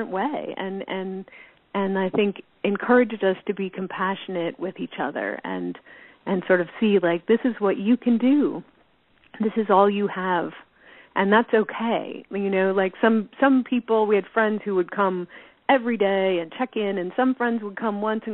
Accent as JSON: {"language": "English", "area": "Tinkertown", "region": "New Mexico", "country": "United States", "tie": "born or raised there", "also_born_or_lived": "Los Angeles", "moved": "as an adult", "said": "growing up in Tinkertown"}